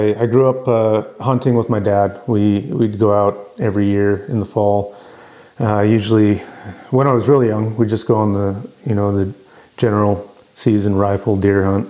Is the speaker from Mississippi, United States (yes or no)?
no; just south of Salt Lake City, Utah, United States; I was raised in just south of Salt Lake City.